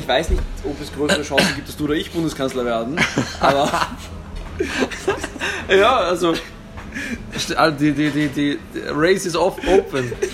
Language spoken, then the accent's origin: German; Austria; ich fühle mich als Österreicher